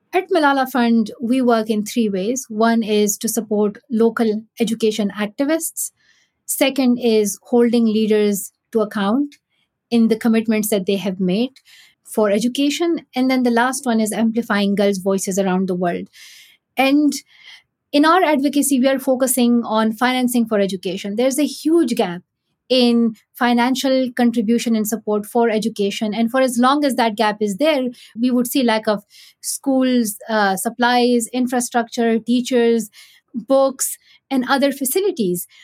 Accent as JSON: {"language": "English", "country": "Pakistan", "tie": "born or raised there", "said": "growing up in Pakistan"}